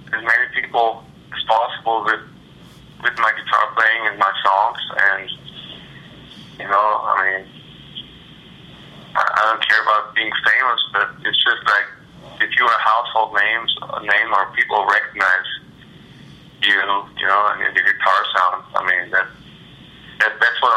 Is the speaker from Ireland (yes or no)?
no; Austria; now in Austin, United States; I'm from Austria